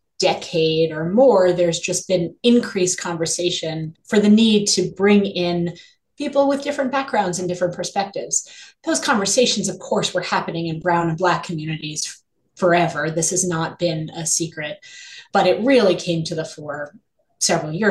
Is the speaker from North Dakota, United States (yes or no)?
no; New York City, New York, United States; I grew up in New York City